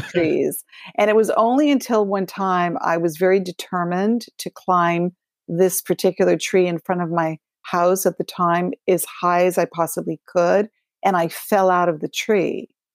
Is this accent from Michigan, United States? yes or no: no; Los Angeles, California, United States; I grew up in Los Angeles.